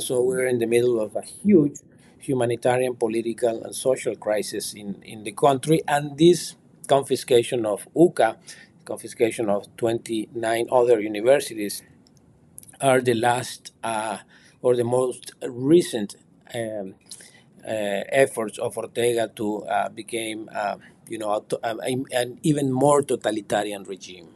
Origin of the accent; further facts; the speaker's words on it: Nicaragua; moved away as an adult; now in United States; I was finally banished from Nicaragua in February of this year